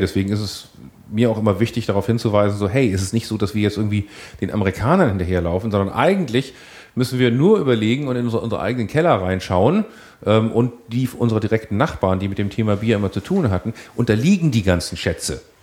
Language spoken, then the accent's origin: German; Hamburg, Germany; als Hamburger muss ich leider dann trotzdem zugeben